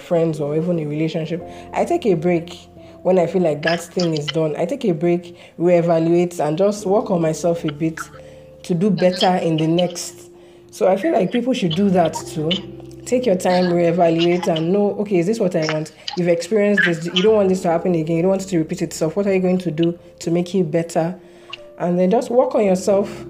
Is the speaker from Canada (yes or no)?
no; Nigeria; Growing up in Nigeria is tough